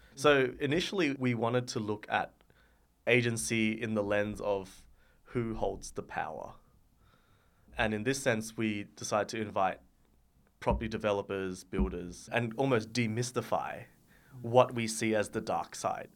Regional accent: Sydney, New South Wales, Australia; I am from Sydney

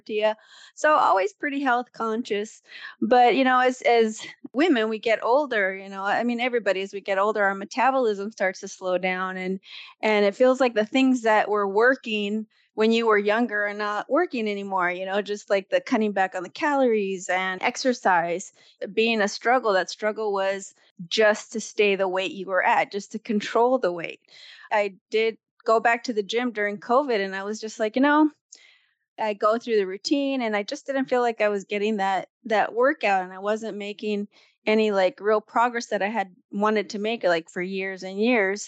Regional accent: California, United States; California, born and raised.

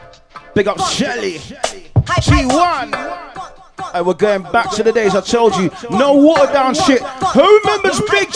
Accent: London, United Kingdom; Yes, we are from London.

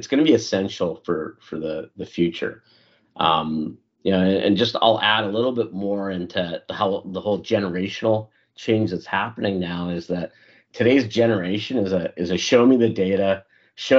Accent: Canada; moved away as an adult; also born or lived in Africa; now in United States; I'm Indian by nationality, but born in Africa, grew up in Canada, and I've lived the past decade in the U.S.

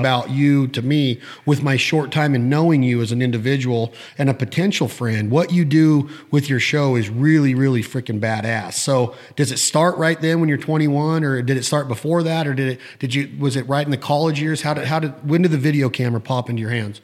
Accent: Nevada, United States; growing up in Nevada

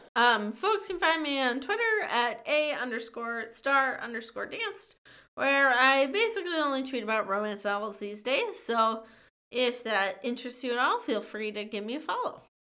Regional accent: Minnesota, United States; a small town near my hometown in Minnesota

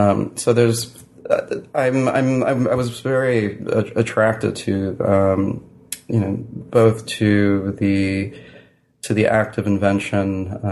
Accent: New York, United States; New York is that's where I was born in New York, mm-hmm. and then I lived in New York when I was a child.

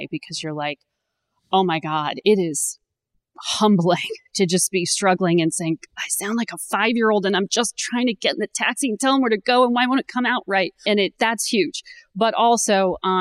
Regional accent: Connecticut, United States; moved away as an adult; also born or lived in Charlottesville, Virginia; I grew up in Connecticut

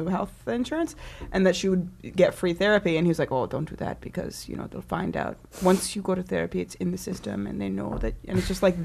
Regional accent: Canada; I was born in Canada

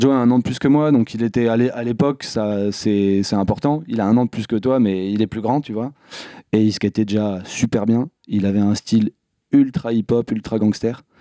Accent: Bruges, Nouvelle-Aquitaine, France; grandi à Bruges. Bruges, c'est un petit bled juste à côté de Bordeaux.

